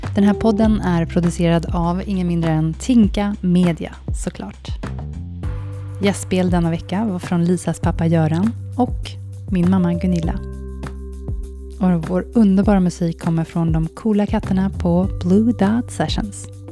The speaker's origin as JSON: {"language": "Swedish", "country": "Sweden", "moved": "as an adult", "lives_now": "Zürich, Switzerland", "said": "när man är som svensk utomlands"}